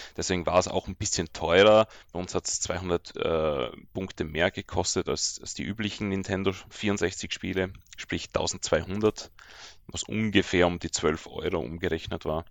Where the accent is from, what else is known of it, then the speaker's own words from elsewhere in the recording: Austria; ich bin ja als Österreicher